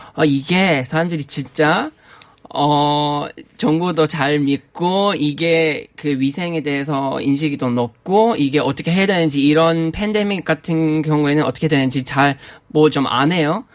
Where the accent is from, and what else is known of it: Australia; Korean is a second language; moved away as an adult; now in South Korea